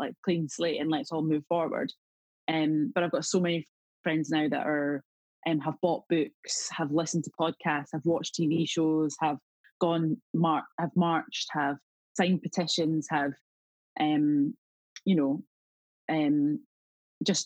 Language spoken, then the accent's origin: English; South Queensferry, Scotland, United Kingdom; accent: Scottish; I grew up in Edinburgh, or just outside of Edinburgh, in a place called South Queens Ferry.